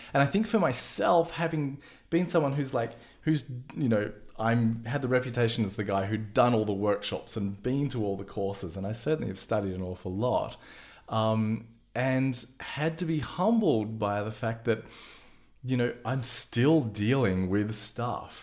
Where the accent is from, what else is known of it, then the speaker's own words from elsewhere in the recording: Melbourne, Victoria, Australia; moved away; I'm an Aussie. And, uh, spent a lot of time in Melbourne, probably my formative years in Melbourne